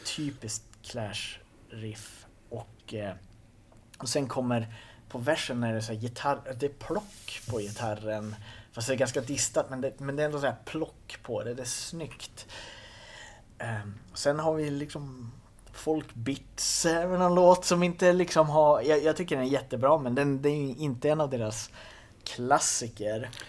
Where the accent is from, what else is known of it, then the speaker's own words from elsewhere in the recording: Kågedalen, outside Skellefteå, Västerbotten County, Sweden; där jag kommer ifrån, Kågedalen utanför Skellefteå. du vet, jag växte upp i en by på 500 pers